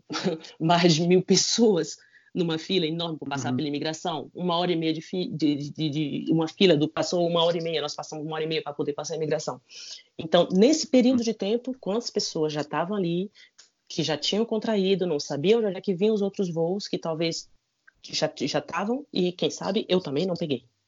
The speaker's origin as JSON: {"language": "Portuguese", "country": "Brazil", "moved": "yes", "lives_now": "France", "said": "eu sou brasileiro"}